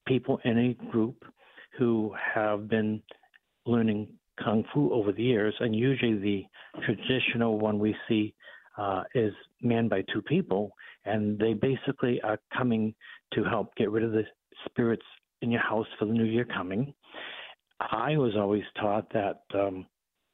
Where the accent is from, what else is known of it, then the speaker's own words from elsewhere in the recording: Boston, Massachusetts, United States; accent: Boston; my Boston accent